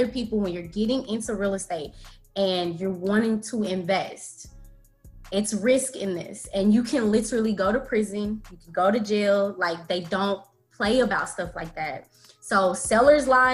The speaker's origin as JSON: {"language": "English", "town": "Dallas", "region": "Texas", "country": "United States", "tie": "born or raised there", "said": "that's where I'm from. So grew up, born and raised"}